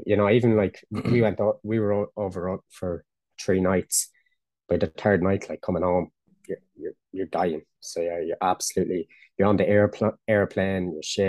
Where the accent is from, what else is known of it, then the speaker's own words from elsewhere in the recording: Ireland; me being kicking Irish